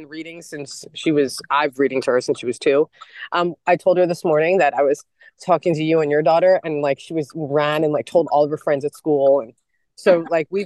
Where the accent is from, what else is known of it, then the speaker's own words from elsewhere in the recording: Philadelphia, Pennsylvania, United States; moved away; I'm from Philadelphia.